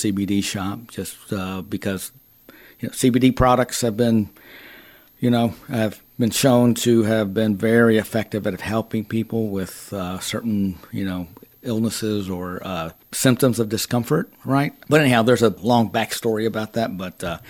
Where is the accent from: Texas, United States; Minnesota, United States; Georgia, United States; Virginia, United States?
Texas, United States; moved away; I am originally from Texas